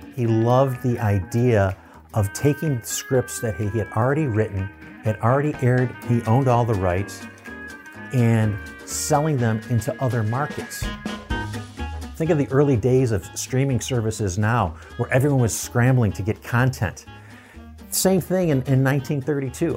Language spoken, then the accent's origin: English; Buffalo, New York, United States; Buffalo, which is my hometown